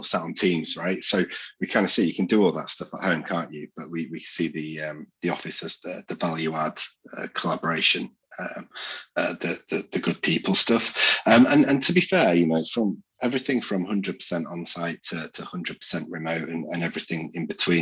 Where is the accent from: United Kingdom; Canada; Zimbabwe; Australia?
United Kingdom; Yorkshire and the Humber; I'm a Yorkshireman through and through